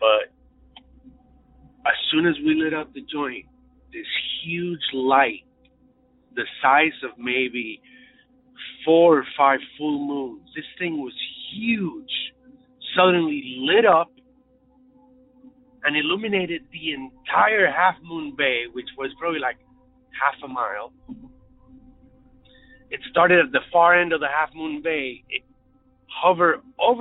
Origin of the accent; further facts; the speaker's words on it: Puerto Rico; moved away as an adult; now in Chicago, United States; I grew up in Puerto Rico in the Caribbean